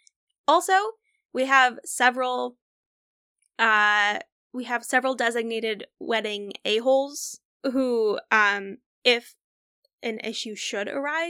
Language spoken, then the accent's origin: English; Midwest, United States; we're from the Midwest.